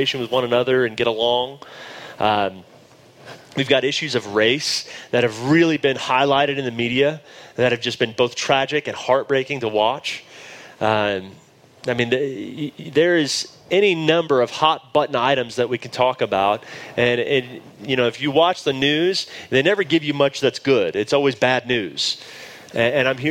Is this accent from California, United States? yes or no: no; Dallas, Texas, United States; accent: drawl; moved away as an adult; now in Denver, United States; I grew up in Dallas, Texas. You will hear my drawl